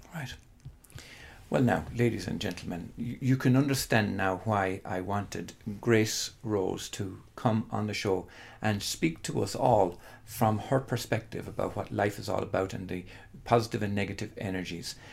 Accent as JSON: {"language": "English", "country": "Ireland", "tie": "born or raised there", "said": "living in Holy Catholic Ireland"}